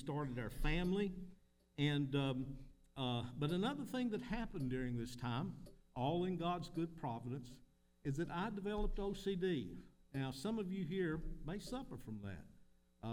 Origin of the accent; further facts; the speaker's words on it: Middlesboro, Kentucky, United States; I'm from Middlesbrough, Kentucky.